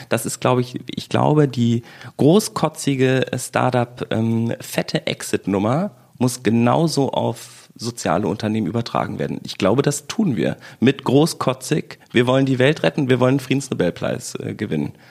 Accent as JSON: {"language": "German", "region": "West Germany", "country": "Germany", "said": "bin halt Wessi und du bist aus Brandenburg."}